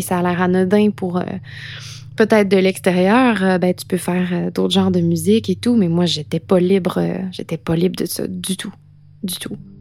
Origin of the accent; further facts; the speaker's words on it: Quebec, Canada; also born or lived in London / Montreal; J'ai quitté le Québec